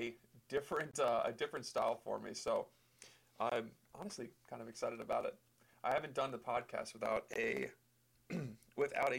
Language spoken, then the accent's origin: English; Mechanicsville, Maryland, United States; moved away as an adult; also born or lived in Long Island, New York; I grew up in Mechanicsville, Maryland.